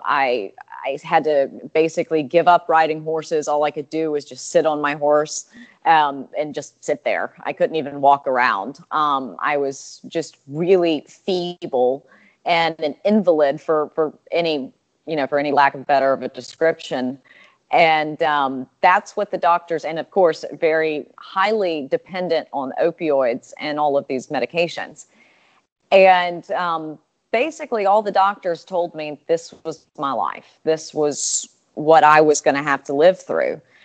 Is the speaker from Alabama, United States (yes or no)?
yes; Alabama, United States; I'm from Alabama and that was my you know my home state